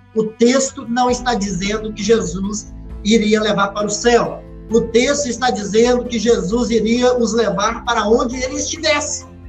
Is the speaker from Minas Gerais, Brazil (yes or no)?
yes; Minas Gerais, Brazil; como um bom mineiro